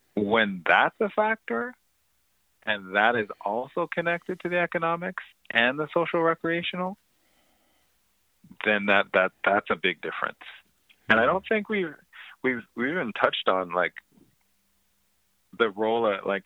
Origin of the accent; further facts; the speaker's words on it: Ontario, Canada; I grew up in Ontario housing